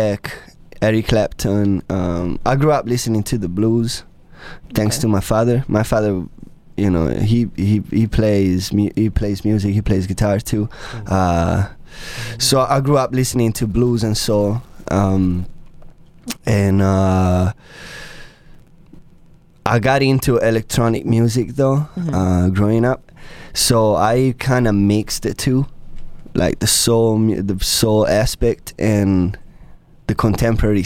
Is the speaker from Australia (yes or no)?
no; Tuscany, Italy; moved away as an adult; now in United States; I'm from Italy. I was born and raised in Tuscany, Italy.